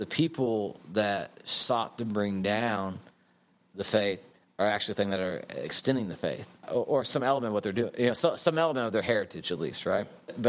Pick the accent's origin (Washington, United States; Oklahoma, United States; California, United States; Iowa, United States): Oklahoma, United States; Western; accent: Western Oklahoma; also born or lived in North Carolina; now in Houston, United States; a person who refuses to give up his Western Oklahoma accent, finds himself as a Catholic, as a priest in the Catholic Church